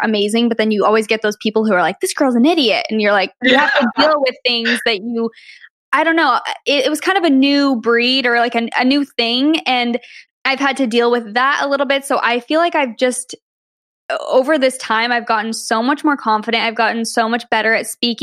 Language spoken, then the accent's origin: English; Arizona, United States; moved away; I'm from Arizona originally